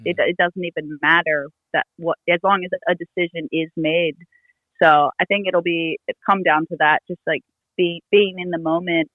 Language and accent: English; United States; growing up in the States